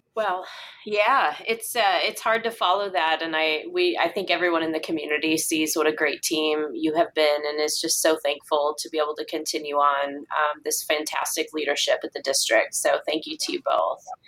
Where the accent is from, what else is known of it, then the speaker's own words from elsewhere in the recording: Wisconsin, United States; now in Plano, United States; I'm also from Wisconsin